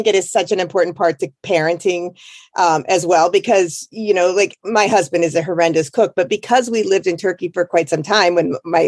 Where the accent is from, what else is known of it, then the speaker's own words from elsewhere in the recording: Iowa, United States; moved away; I grew up in Iowa.